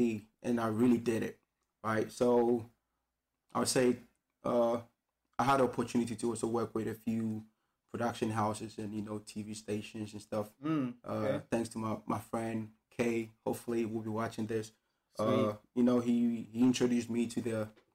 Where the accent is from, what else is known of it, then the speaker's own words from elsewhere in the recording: Ghana; now in Beijing, China; from Ghana, West Africa